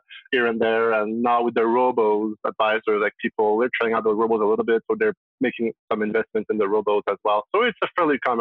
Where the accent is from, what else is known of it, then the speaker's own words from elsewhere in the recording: Montreal, Quebec, Canada; I'm sure you can hear from my accent, but I'm from Quebec, Montreal, so I speak French